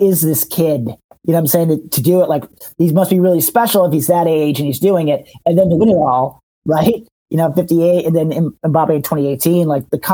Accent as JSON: {"language": "English", "country": "United States", "said": "as an American, as a kid American"}